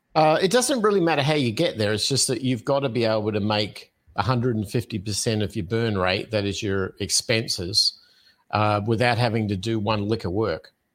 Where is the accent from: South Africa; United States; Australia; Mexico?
Australia; Adelaide, South Australia; moved away; I'm originally from Australia, from a city called Adelaide, uh, is where I was born